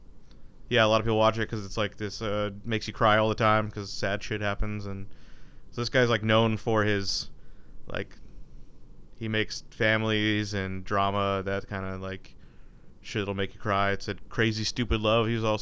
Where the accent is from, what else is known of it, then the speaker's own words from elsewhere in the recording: Michigan, United States; I'm from Michigan, and I can tell you that all the small town Michigan people are gonna vote